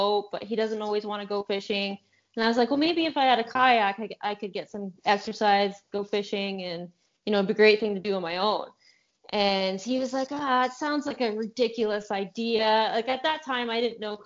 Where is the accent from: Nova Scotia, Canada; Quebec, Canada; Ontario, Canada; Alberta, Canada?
Ontario, Canada; I'm from Canada, Ontario, Canada